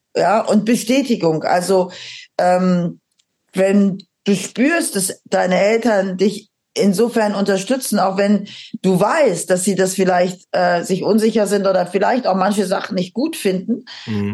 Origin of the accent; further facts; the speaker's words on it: Aachen, North Rhine-Westphalia, Germany; now in Schleswig-Holstein, Germany; ich komme aus Aachen, aus diesem äh, katholischen Aachen mit dem Dom